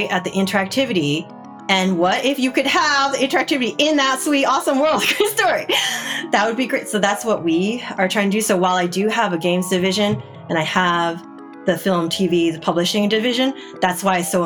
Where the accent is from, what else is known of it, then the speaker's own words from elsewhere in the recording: New Jersey, United States; now in California, United States; I grew up in the best state of the nation, which is New Jersey.